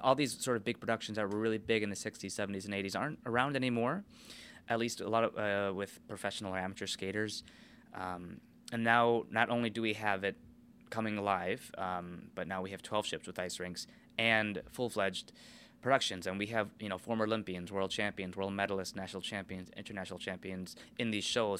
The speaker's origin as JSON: {"language": "English", "country": "United States", "said": "I'm American"}